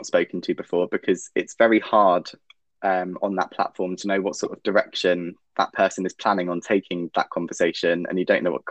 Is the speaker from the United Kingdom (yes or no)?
yes; England, United Kingdom; I am 27 years old and I am from England